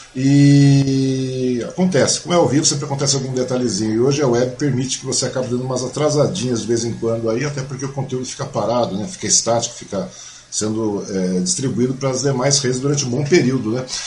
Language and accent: Portuguese; Mogi das Cruzes, São Paulo, Brazil; moved away; eu sou mogiano, eu nasci em Mogi